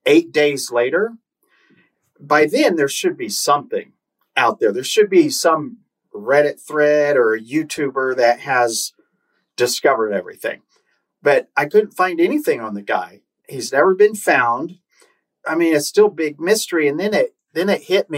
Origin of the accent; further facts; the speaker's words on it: Oklahoma, United States; I'm from Oklahoma.